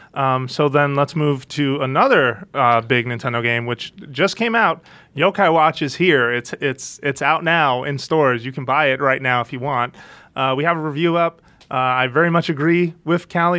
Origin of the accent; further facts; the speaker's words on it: United States; being American